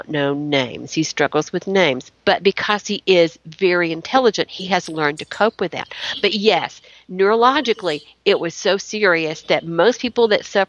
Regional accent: Chattanooga, Tennessee, United States; I grew up in Chattanooga around the Civil War

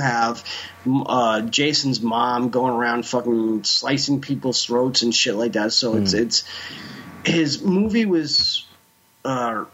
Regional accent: New Jersey, United States; I'm from Jersey

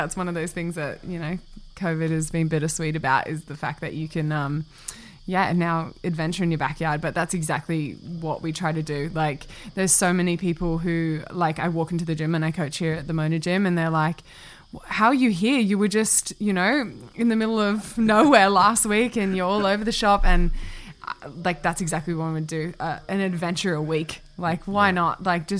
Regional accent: Singapore; also born or lived in New Zealand; I didn't even grow up in New Zealand for that long. I grew up in Singapore, and then I've only traveled New Zealand when I was a kid going home for Christmas and stuff like that.

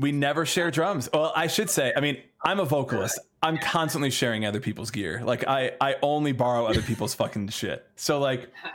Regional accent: Chicago, Illinois, United States; we're from Chicago

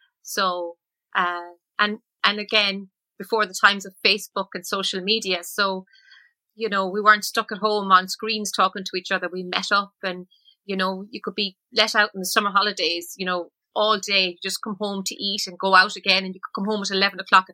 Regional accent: Ballinasloe, Connacht, Ireland; moved away as an adult; also born or lived in Limerick / Shannon / United States; that was really my childhood. It was really Ballinasloe

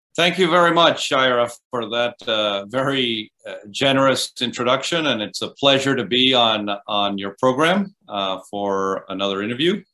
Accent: Costa Rica; moved away as an adult; also born or lived in Vermont, United States; I grew up in Costa Rica. Um, went to school through high school

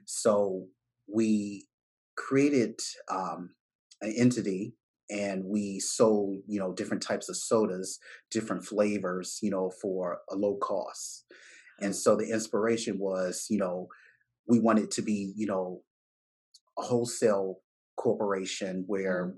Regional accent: Baltimore, Maryland, United States; I'm from Bmore

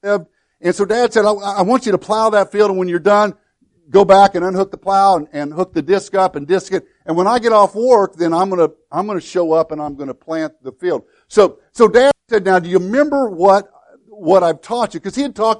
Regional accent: Woodlawn, Illinois, United States; my hometown of Woodlawn

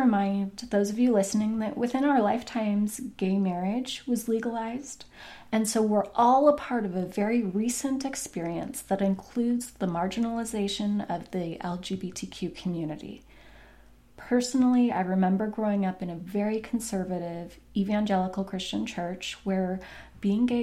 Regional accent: Portland, Oregon, United States; my hometown of Portland

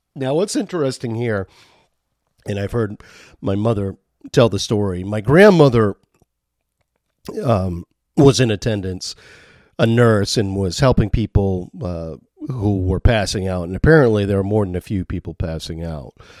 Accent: Maine, United States; I am from Maine

